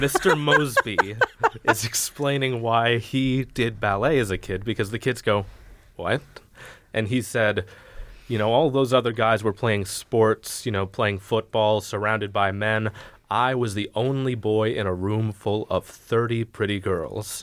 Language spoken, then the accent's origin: English; United States; We're American